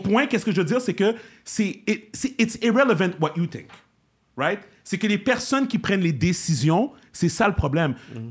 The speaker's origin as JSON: {"language": "French", "town": "Montreal", "region": "Quebec", "country": "Canada", "said": "je suis un Québécois d'origine haïtienne"}